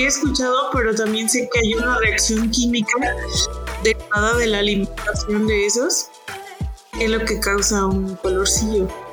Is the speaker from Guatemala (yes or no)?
no; Mexico; somos los mexicanos